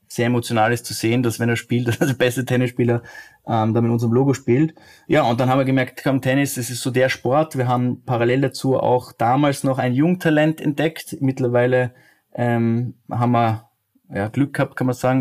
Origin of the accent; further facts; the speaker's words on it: Austria; als Österreicher